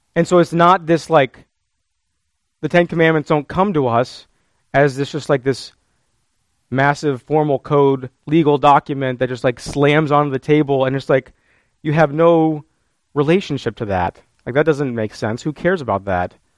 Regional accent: United States; as modern American Christians

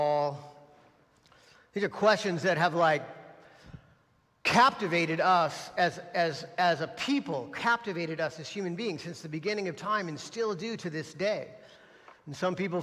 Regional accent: United States; As American Christians

